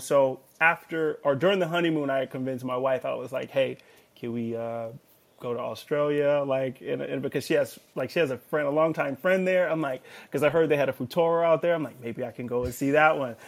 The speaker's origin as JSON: {"language": "English", "town": "Los Angeles", "region": "California", "country": "United States", "tie": "born or raised there", "said": "I'm from Los Angeles, California, born and raised"}